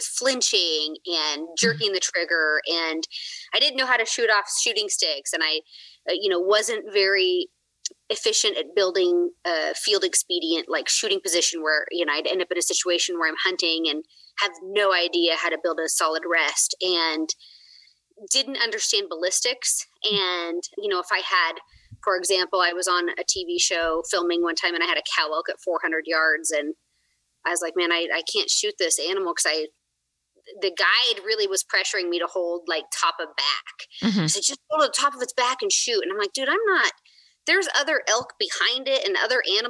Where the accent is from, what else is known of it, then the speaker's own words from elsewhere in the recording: Oregon, United States; I grew up in Oregon just hunting public land with my dad